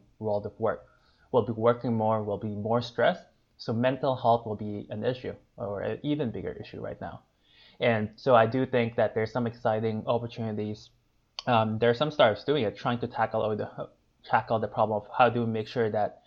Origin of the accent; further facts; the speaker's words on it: Philippines; moved away as an adult; also born or lived in Asia; now in Bay Area, United States; I grew up in the Philippines, where I stayed there for most of my